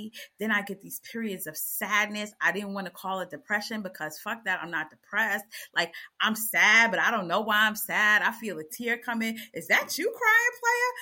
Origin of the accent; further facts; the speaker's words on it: United States; I'm American